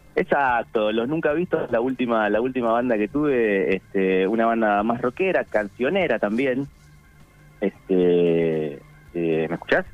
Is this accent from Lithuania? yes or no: no; Avellaneda, Buenos Aires Province, Argentina; also born or lived in Quilmes; yo soy del conurbano bonaerense, nací en Avellaneda, eh, va en Quilmes en realidad, viví en Avellaneda toda mi vida